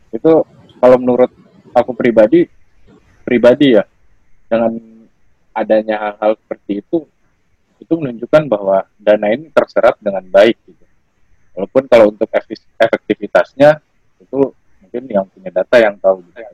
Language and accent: Indonesian; North Sumatra, Indonesia; kampung aku juga kampung aku di daerah Sumatera Utara